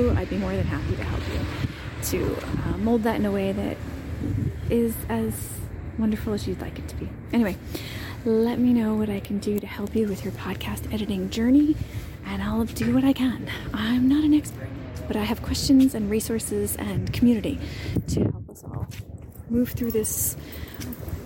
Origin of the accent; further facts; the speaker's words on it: United States; moved away as an adult; now in Split, Croatia; I am an American expat living overseas